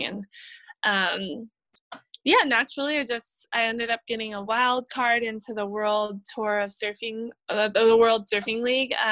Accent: Hawaii, United States; growing up in Hawaii

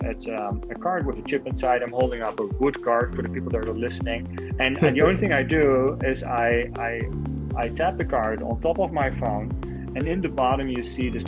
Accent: Netherlands; moved away as an adult; now in New York City, United States; I was born and raised in the Netherlands and stayed there until 2015. First 25, 30 years of my life have been all about this small little country in between Germany

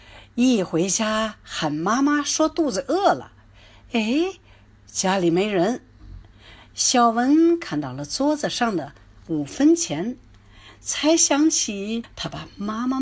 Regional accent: Canada; 来自加拿大的英语教学专家、儿童文学作家

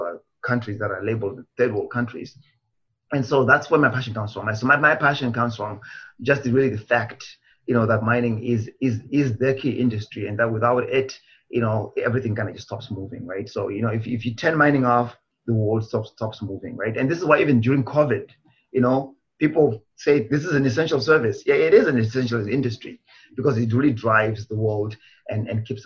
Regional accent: Zimbabwe; now in Canada; I was born in Zimbabwe

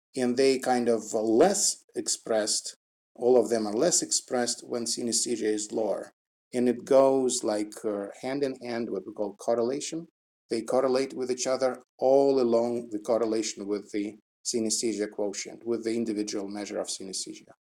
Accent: Russia; English is a second language; now in Moscow, Russia; I was born in Russia and now it's Moscow outside

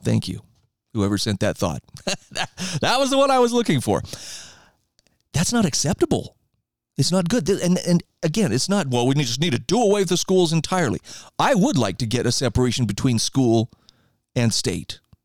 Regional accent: Idaho, United States; my home state of Idaho

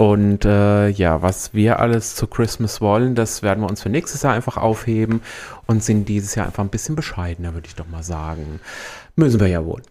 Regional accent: Büdingen, Hesse, Germany; also born or lived in Neu-Isenburg; now in Main-Kinzig-Kreis, Germany; Ich komme ursprünglich aus Büdingen, ich bin ah. aus der Wetterau gebürtig

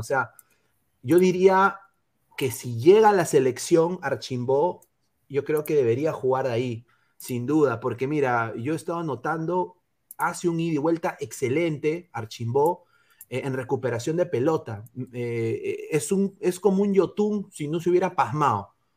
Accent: Peru; todos somos peruanos.

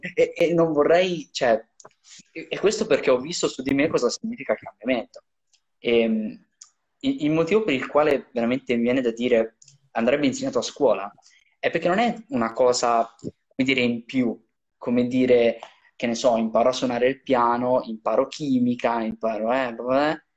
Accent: Italy; in Riviera da noi

